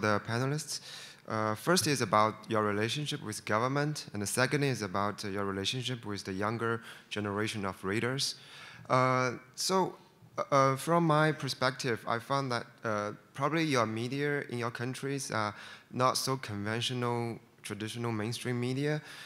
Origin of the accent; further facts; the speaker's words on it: China; I'm from China